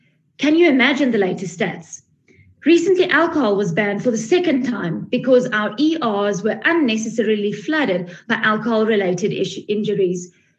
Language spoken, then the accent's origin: English; Free State, South Africa; I'm from the Free State